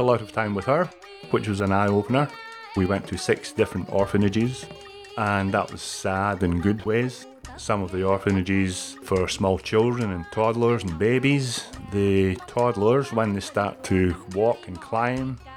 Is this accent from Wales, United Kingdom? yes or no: no; Scotland, United Kingdom; moved away as an adult; also born or lived in Canada; now in Australia; I'm from Scotland. I was there until I was 24 years old, and then went to Canada.